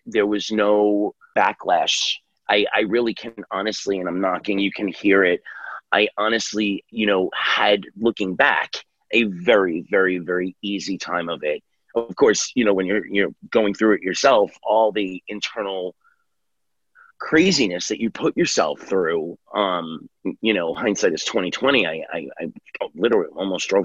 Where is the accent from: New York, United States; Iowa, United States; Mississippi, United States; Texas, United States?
New York, United States; New York City; I grew up in New York City